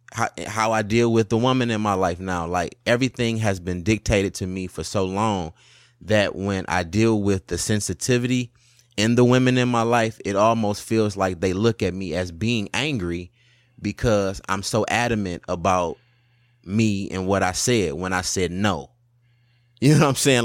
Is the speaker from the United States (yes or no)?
yes; Highland Park, Michigan, United States; We came from Highland Park, which was way worse than Detroit.